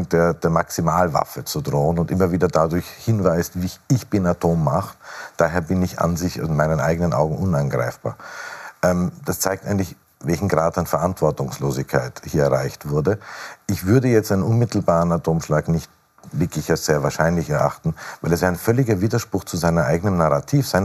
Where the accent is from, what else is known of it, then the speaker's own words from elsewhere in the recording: Austria; Nein, was wir als Österreicher immer sagen, solange es Nuklearwaffen gibt, sind sie eine Bedrohung.